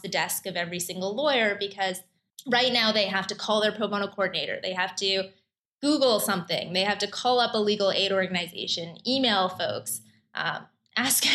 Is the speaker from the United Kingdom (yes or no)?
no; Canada; moved away as an adult; now in New York, United States; I'm originally Canadian